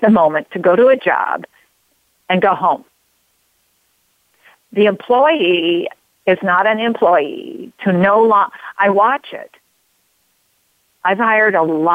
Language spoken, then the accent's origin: English; Oregon, United States; I grew up in Oregon